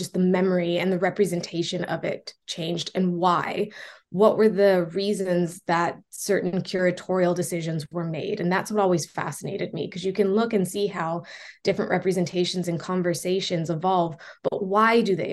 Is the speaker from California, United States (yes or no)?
yes; Los Angeles, California, United States; moved away as an adult; also born or lived in Long Beach, California; now in Liverpool, United Kingdom; I actually come from Los Angeles, California. I've been out in the UK for about 8 years now